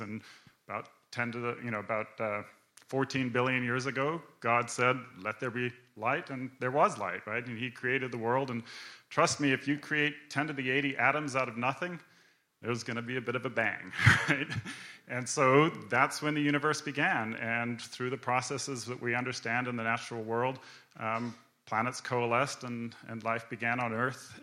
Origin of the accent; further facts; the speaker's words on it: Canada; I grew up in Canada